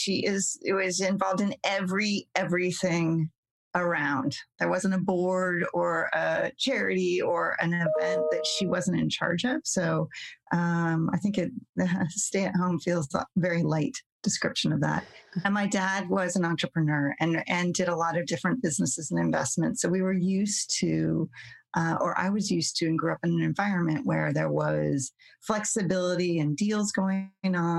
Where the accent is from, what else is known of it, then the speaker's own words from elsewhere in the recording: Tucson, Arizona, United States; moved away as an adult; also born or lived in Ohio / Pennsylvania; now in West Coast, United States; I grew up in Tucson, Arizona. I moved there when I was 6 weeks old.